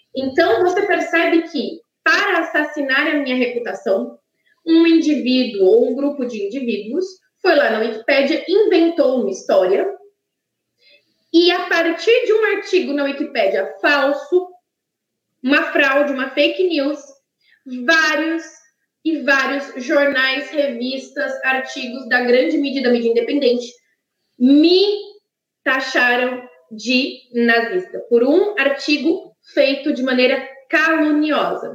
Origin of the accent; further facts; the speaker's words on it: São Carlos, São Paulo, Brazil; na cidade onde eu nasci, em São Carlos, já é muito frio